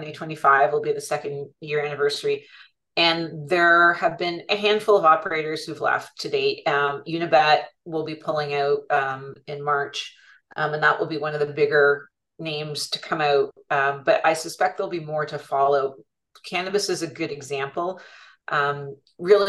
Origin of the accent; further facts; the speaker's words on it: Canada; we're Canadian